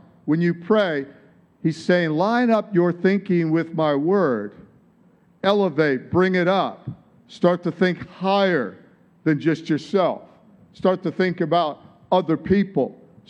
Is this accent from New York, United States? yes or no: no; Detroit, Michigan, United States; now in Australia; Like, you don't have an Aussie accent. And it's like, no, I don't. I'm from Detroit. It's like, yeah, you can tell. You sure haven't lost it. How long have you been here? It's like, 35 years or longer.